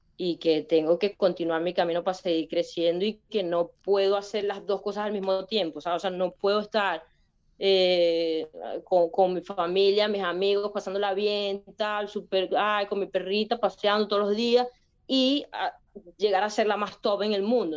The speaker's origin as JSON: {"language": "Spanish", "country": "Venezuela", "also_born_or_lived": "Spain", "moved": "yes", "said": "otro venezolano"}